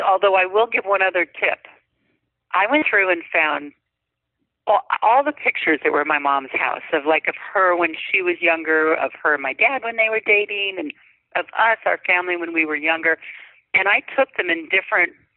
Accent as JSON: {"language": "English", "region": "North Dakota", "country": "United States", "tie": "born or raised there", "moved": "yes", "lives_now": "California, United States", "said": "from north dakota out to california"}